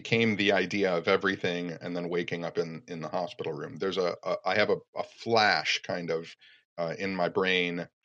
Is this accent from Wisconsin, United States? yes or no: no; Royal Oak, Michigan, United States; Royal Oak, too, which is my hometown